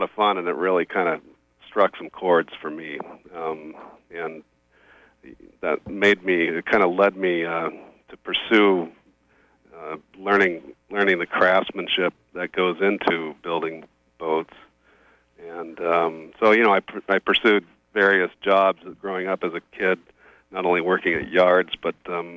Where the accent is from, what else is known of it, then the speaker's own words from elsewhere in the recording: Oregon coast, United States; I grew up on the Oregon coast